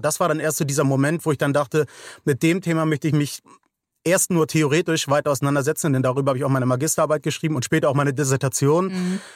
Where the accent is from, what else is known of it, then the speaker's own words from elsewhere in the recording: Hamburg, Germany; ich komme aus Hamburg, St. Georg